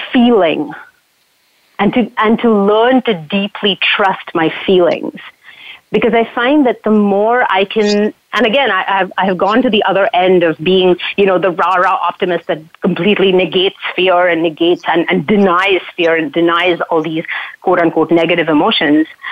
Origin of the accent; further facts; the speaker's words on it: Mumbai, Maharashtra, India; now in Canada; I grew up in Mumbai.